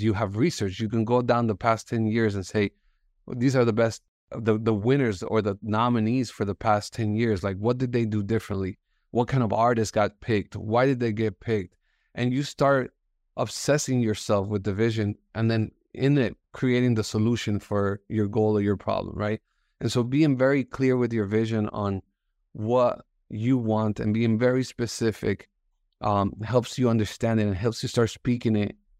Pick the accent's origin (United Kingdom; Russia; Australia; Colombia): Colombia; Bogota; English is a second language; moved away; also born or lived in Miami; I was born in Bogota. Um, my parents moved to the States